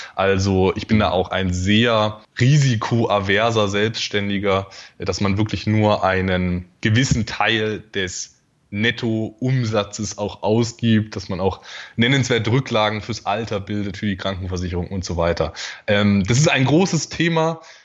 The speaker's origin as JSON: {"language": "German", "town": "Dresden", "region": "Saxony", "country": "Germany", "tie": "born or raised there", "also_born_or_lived": "Erzgebirge", "moved": "yes", "lives_now": "Magdeburg, Germany", "said": "Aufgewachsen bin ich dann aber in, in, in Dresden"}